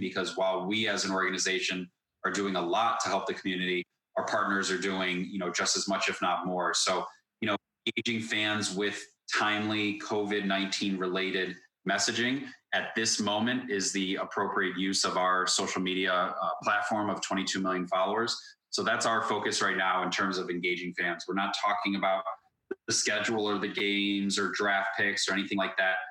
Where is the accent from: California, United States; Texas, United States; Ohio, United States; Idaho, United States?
Ohio, United States; Cleveland; moved away as an adult; also born or lived in Chicago, Illinois; I grew up here in Cleveland, Ohio